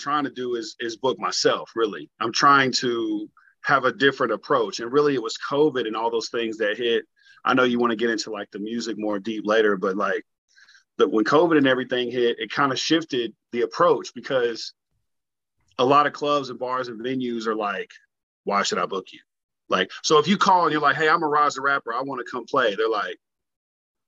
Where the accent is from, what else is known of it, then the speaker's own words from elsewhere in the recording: Kentucky, United States; also born or lived in Florida; I'm Kentucky-based right now. I'm born and raised here.